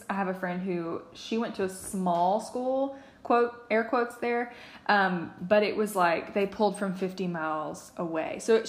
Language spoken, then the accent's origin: English; Nashville, Tennessee, United States; moved away; I'm from Nashville, but I go, and I don't feel like I have that much of an accent. If I talk to Clayton's grandparents, then it really comes out in me. So talking to certain people makes me more Southern.